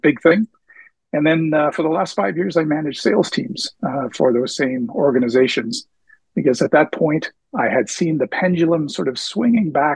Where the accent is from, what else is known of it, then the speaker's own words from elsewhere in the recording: New Brunswick, Canada; also born or lived in Prince Edward Island / Nova Scotia; now in Edmonton, Canada; I was born PEI and I grew up in New Brunswick